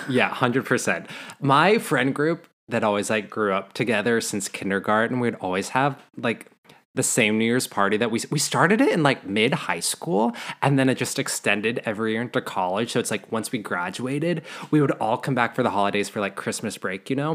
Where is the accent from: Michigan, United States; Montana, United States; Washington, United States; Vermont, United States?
Montana, United States; moved away as an adult; now in Los Angeles, United States; Growing up in Montana